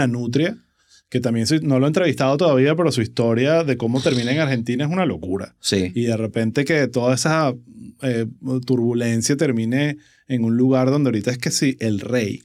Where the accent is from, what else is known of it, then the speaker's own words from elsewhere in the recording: Venezuela; nuestra identidad como venezolanos